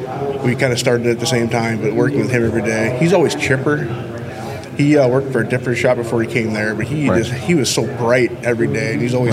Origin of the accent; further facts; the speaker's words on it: Westview, Wisconsin, United States; I'm from a town of 2,000 people called Westview, Wisconsin.